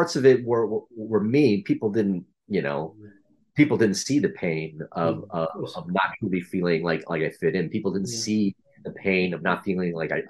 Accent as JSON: {"language": "English", "country": "United States", "tie": "born or raised there", "said": "we were sponsored to America by a Catholic church."}